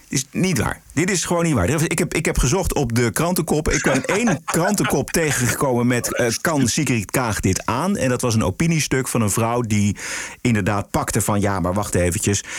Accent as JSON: {"language": "Dutch", "town": "Abcoude", "region": "Utrecht", "country": "Netherlands", "tie": "born or raised there", "said": "ik heb zelf mijn jeugd doorgebracht in Opkoude, onder de rook van Amsterdam."}